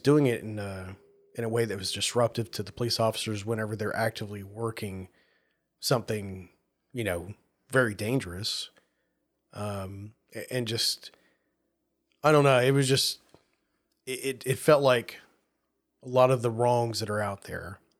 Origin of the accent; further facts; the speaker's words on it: the South, United States; moved away; growing up in the South